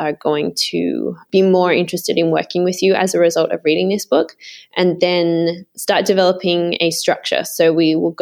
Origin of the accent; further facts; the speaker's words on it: Sydney, New South Wales, Australia; I grew up in Sydney in Australia.